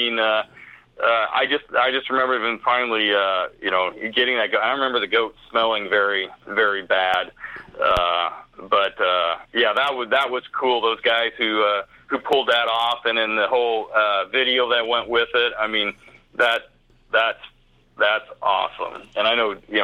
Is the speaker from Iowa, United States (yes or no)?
yes; Iowa, United States; accent: Iowan; It's my Iowan accent.